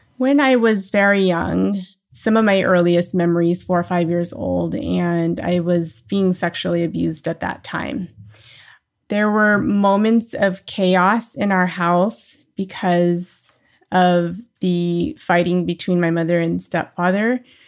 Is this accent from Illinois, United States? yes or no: no; New Orleans, Louisiana, United States; now in Southern California, United States; I was born in New Orleans, uh, Louisiana.